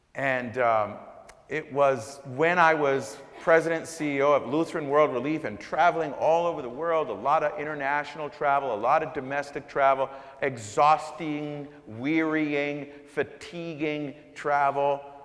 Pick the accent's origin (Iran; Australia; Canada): Canada; also born or lived in Jamaica; now in United States; I was born in Jamaica, raised in Canada, and moved here